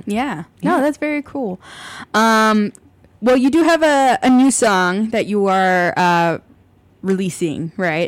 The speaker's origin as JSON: {"language": "English", "town": "Ann Arbor", "region": "Michigan", "country": "United States", "moved": "as an adult", "lives_now": "Chicago, United States", "said": "I am from Ann Arbor, Michigan originally"}